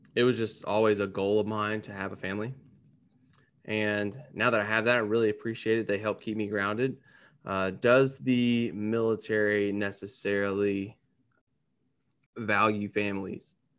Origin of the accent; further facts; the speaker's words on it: Gallatin, Tennessee, United States; moved away as an adult; now in Dallas-Fort Worth, United States; I'm originally from Gallatin, Tennessee, which is a little subset of Nashville